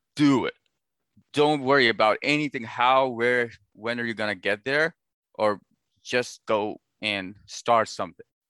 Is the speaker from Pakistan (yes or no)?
yes; Pakistan; now in United States; I was born and raised in Pakistan, and I moved to the United States eight years ago